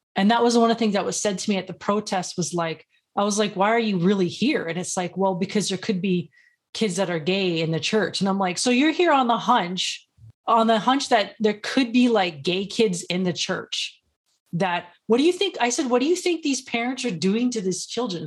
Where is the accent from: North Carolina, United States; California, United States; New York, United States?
California, United States; Los Angeles; I'm from Los Angeles, so I've seen a lot of poverty and ghetto and all that kinda stuff.